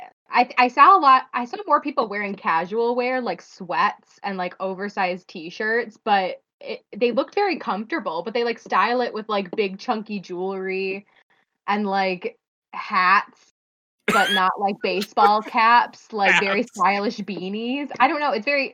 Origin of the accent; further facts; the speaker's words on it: Michigan, United States; I come from Michigan. We got four seasons in a week